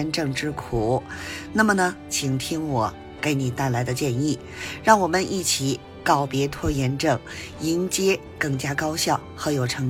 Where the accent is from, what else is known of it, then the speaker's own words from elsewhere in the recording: Beijing, China; ，加油加油哦！